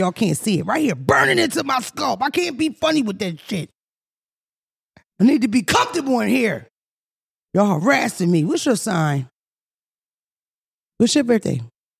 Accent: Philadelphia, Pennsylvania, United States; Because I'm from Philly, but we played in the fire hydrant.

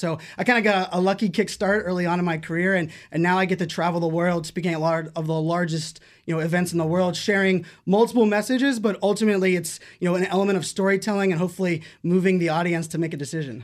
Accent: Pittsburgh, Pennsylvania, United States; I grew up in Pittsburgh, Pennsylvania

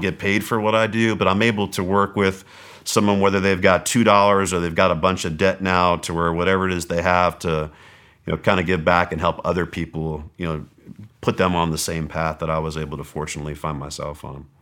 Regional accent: Southern California, United States; moved away; also born or lived in Mesa, Arizona; I was from Southern California

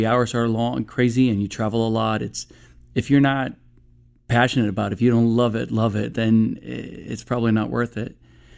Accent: Stockholm, Stockholm County, Sweden; moved away; I was born in Stockholm, Sweden, and I was raised out there. My father is an actor, so we traveled quite a bit when I was a kid.

